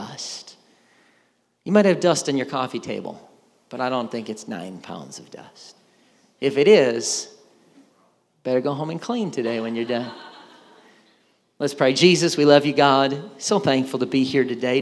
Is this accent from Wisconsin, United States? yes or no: yes; Wisconsin, United States; moved away; I grew up in Wisconsin